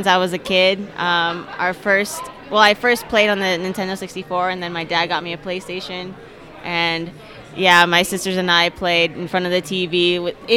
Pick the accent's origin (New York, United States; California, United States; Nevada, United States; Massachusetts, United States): Nevada, United States; Las Vegas; moved away as an adult; now in Aurora, United States; I'm originally from Las Vegas. I just moved here 2 years ago.